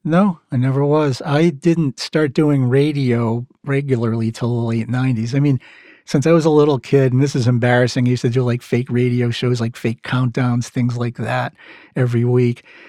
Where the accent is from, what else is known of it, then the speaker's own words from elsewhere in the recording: Massachusetts, United States; accent: Mass; my mass accent